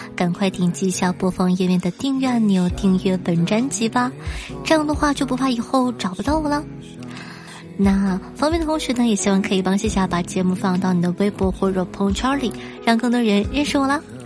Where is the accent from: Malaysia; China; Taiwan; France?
China; Northeast China; 以我是东北的